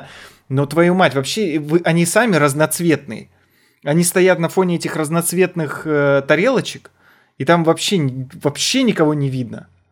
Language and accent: Russian; Almaty, Kazakhstan; я из Алматы был